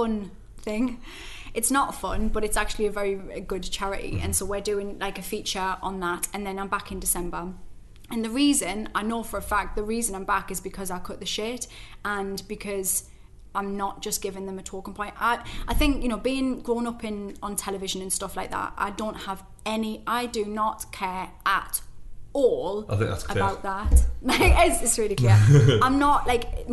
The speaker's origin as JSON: {"language": "English", "town": "Newcastle upon Tyne", "region": "North East England", "country": "United Kingdom", "also_born_or_lived": "London / Coventry", "moved": "yes", "said": "we love being Geordie so much."}